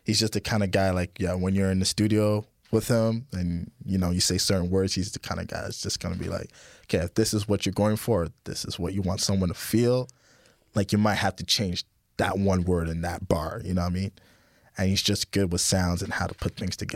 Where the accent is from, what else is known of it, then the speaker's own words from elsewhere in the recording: France; now in Toronto, Canada; I'm from France, and uh, yeah, so we all met in Toronto